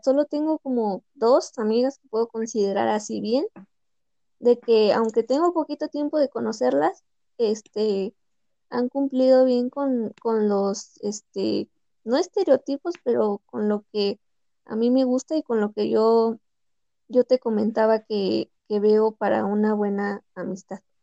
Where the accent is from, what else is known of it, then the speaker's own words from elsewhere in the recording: Pachuca, Hidalgo, Mexico; yo soy de aquí de Pachuca